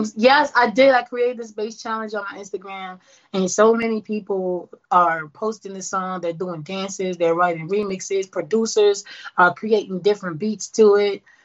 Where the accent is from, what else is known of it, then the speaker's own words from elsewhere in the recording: New York City, New York, United States; moved away as an adult; now in Houston, United States; born and raised Brooklyn, New York.